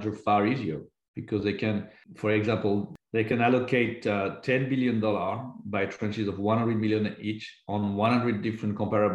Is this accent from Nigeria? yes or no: no; France; I was born in France